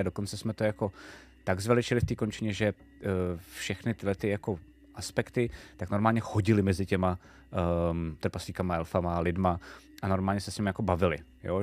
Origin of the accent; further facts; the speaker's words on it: Czechia; jsme z Čech